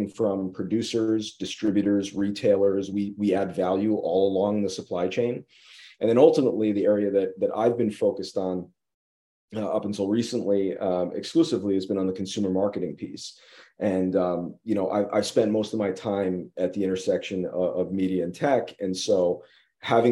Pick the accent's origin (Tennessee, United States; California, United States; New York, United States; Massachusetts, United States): New York, United States; just outside of Saratoga, upstate; moved away as an adult; also born or lived in Maryland / Miami; I'm from upstate New York, just outside of Saratoga